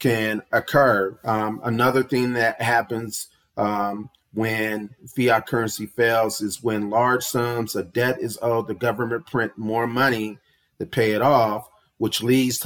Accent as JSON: {"language": "English", "country": "United States", "said": "we as the American people"}